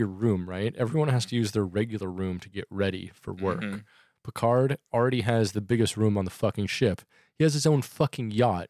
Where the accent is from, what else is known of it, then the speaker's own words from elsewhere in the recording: England, United Kingdom; You're looking out for, because like I am English.